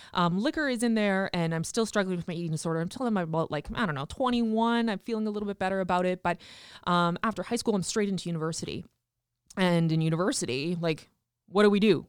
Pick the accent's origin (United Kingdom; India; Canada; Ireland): Canada; Regina, Saskatchewan; also born or lived in Tisdale, Saskatchewan; I was born in Tisdale, Saskatchewan, but quickly moved to Regina when I was, like, one years old and grew up on a farm actually just south of the city